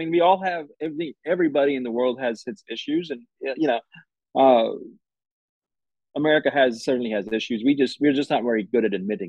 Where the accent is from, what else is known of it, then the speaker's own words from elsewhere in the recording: Oxford, Mississippi, United States; my answer is always, I'm from Oxford, Mississippi, which is immediately then followed by, no, where are you really from?